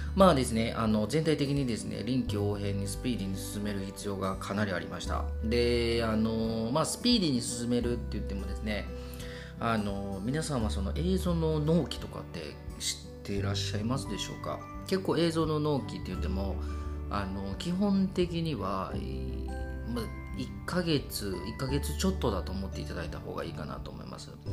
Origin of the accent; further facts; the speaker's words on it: Kobe, Hyogo, Japan; 神戸生まれの神戸育ちの僕たち